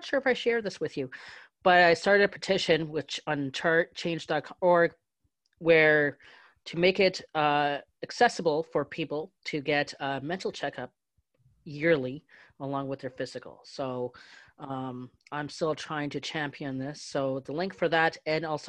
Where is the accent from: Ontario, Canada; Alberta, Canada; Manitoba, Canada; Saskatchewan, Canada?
Ontario, Canada; London; I'm from London, Ontario